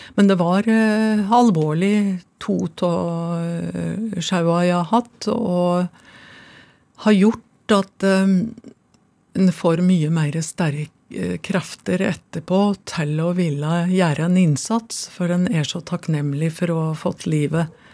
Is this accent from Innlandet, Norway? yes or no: yes; Finnskogen, Innlandet, Norway; da jeg kom på reallinja på Kongsvinger gymnas, så ble jeg kalt innavle og dum når det presenterte meg som at jeg kom ifra Finnskogen